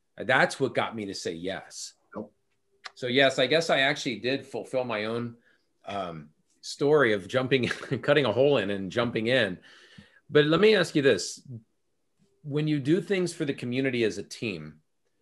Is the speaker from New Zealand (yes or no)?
no; California, United States; now in Minnesota, United States; I'm from California originally. I live in Minnesota now